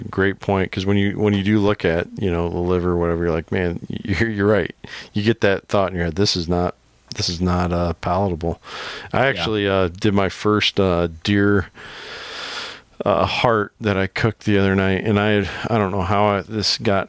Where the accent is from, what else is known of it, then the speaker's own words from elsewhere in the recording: Iowa, United States; Hey, I got the same problem. I'm from Iowa, and my wife is from New England. So, you know, I pronounce everything wrong.